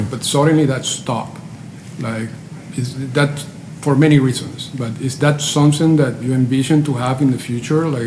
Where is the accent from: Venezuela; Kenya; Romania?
Venezuela; I grew up in Venezuela